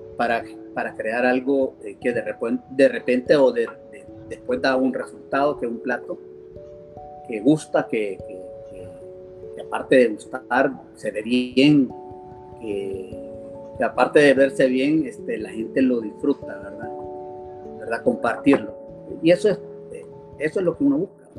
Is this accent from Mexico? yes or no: no; El Salvador